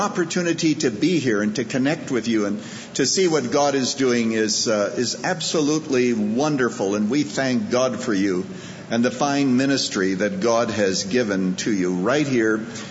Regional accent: Saskatchewan, Canada; also born or lived in Chicago, United States; now in United States; I was born in the farmlands of Saskatchewan, Canada

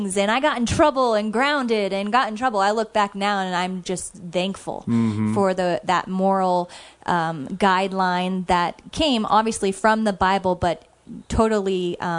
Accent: California, United States; growing up in California

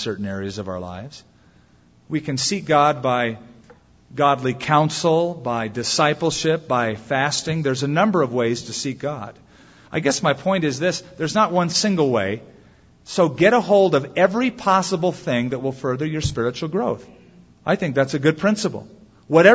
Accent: United States; I'm an American

